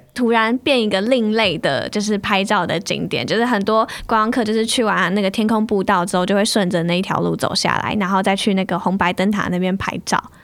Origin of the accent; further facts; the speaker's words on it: Taiwan; 我们台湾人可能不太习惯一直吃生食